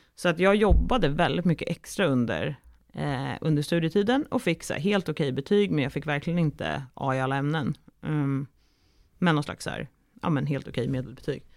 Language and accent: Swedish; Stockholm, Stockholm County, Sweden; also born or lived in Umeå; från Stockholm, där jag kommer ifrån